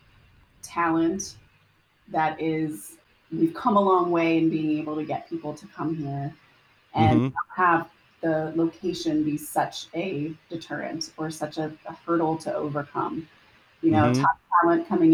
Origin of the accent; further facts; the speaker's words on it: Columbus, Ohio, United States; I'm from Columbus.